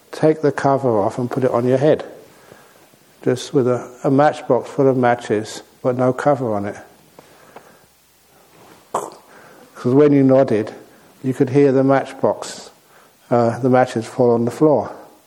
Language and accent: English; London, United Kingdom; moved away as an adult; also born or lived in Thailand; I was born in London.